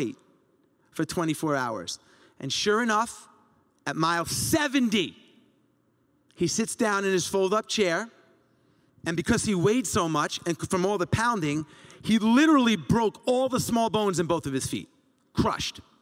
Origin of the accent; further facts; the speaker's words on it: Long Island, New York, United States; growing up in Long Island